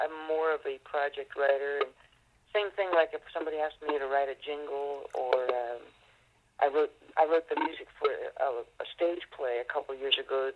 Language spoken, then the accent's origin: English; Summit Road, between Los Gatos and Santa Cruz, California, United States; moved away; I grew up on Summit Road, up uh, between Los Gatos and Santa Cruz. So I'm definitely a native of that area